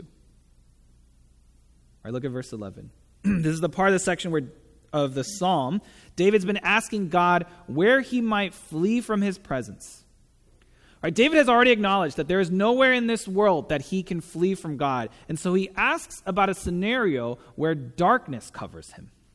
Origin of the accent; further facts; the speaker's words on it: Taiwan; moved away as an adult; also born or lived in San Diego; I'm from Taiwan, so I grew up there